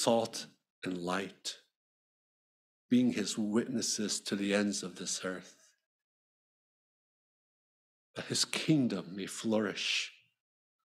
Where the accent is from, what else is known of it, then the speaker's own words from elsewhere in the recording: Philadelphia, Pennsylvania, United States; when I was growing up in Philly